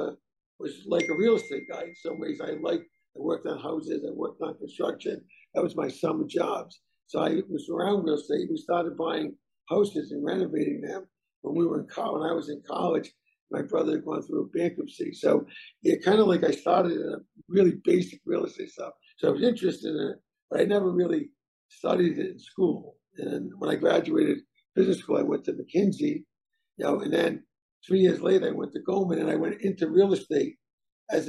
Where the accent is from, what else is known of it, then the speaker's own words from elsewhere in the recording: North Providence, Rhode Island, United States; I grew up in Providence, North Providence, Rhode Island, the son of immigrant Italian parents